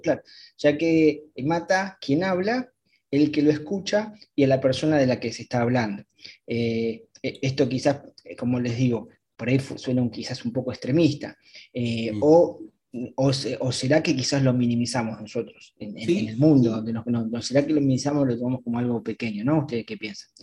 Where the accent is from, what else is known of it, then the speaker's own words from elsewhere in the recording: Argentina; yo soy de Argentina.